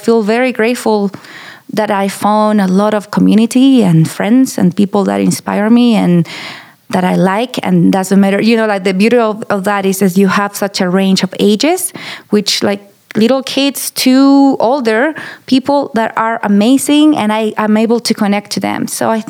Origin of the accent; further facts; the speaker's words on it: Chile; moved away as an adult; now in Taos, United States; I'm from Chile, and I moved to Taos in 2012. I'm 35 years old. And yeah, I live kind of downtown, midtown, and I've been here for a long time already. It feels forever, actually. It feels like home, right?